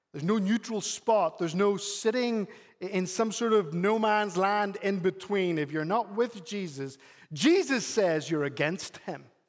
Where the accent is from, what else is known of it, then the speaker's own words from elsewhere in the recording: Northern Ireland, United Kingdom; now in United States; I'm from Northern Ireland